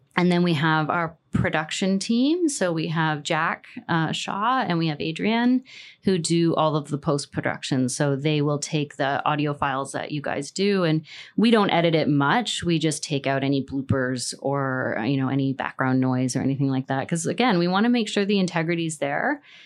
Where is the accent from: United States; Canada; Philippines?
Canada; I'm Canadian